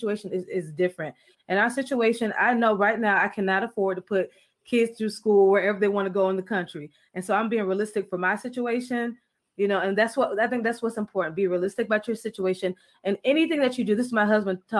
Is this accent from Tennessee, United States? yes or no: no; Florida, United States; Every friend that I have, where I grew up in Florida, my neighborhood, I don't know if there was any Americans. We may have been the only Americans on the street